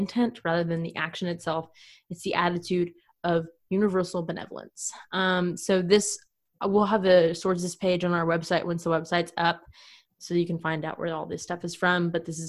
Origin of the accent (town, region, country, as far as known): United States